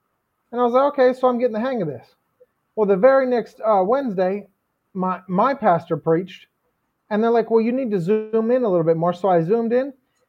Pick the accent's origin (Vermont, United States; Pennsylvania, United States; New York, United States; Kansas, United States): Pennsylvania, United States; I'm from Pennsylvania. We used to go up to actually Quebec